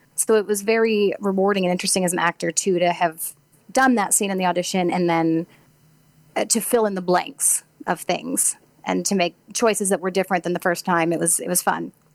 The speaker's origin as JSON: {"language": "English", "town": "Farmington", "region": "Missouri", "country": "United States", "tie": "born or raised there", "moved": "yes", "said": "I'm from Farmington, Missouri."}